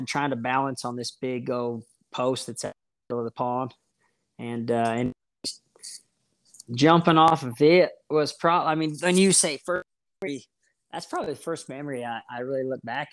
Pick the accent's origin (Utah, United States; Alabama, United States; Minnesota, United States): Utah, United States; Roosevelt; now in Spring City, United States; I am from Roosevelt, Utah, born and raised